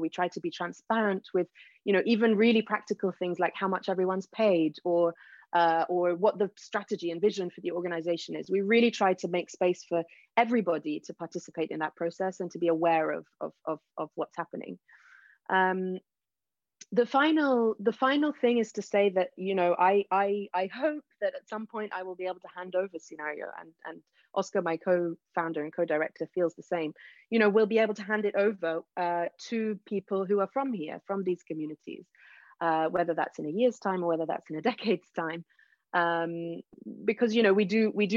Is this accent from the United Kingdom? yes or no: yes; United Kingdom; moved away as an adult; now in Lebanon; I'm British, because I grew up in the UK